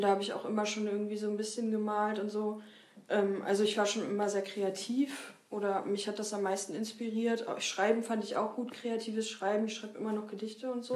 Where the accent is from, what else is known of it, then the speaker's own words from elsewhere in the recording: Lüneburg, Lower Saxony, Germany; moved away as an adult; also born or lived in Weimar; now in Leipzig, Germany; ursprünglich komme ich aus Lüneburg